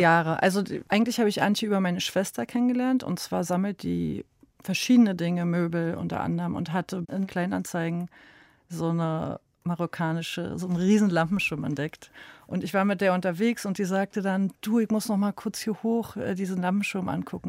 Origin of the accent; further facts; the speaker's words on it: Berlin, Germany; wir sind auch aus Ostberlin, eben Ostberlin groß geworden